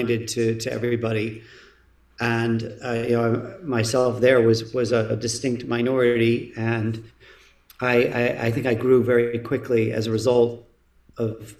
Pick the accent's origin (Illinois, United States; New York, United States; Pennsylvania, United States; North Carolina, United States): Illinois, United States; Chicago; I was born on the south side of Chicago. My dad was a professor at the University of Chicago